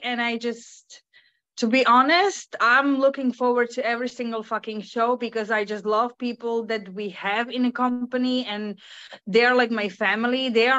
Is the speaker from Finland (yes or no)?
yes; Finland; English is a second language